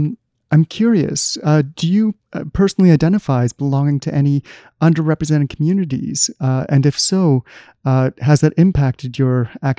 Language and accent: English; Canada; born there; That's something that I, as a Canadian born student, wouldn't have to deal with.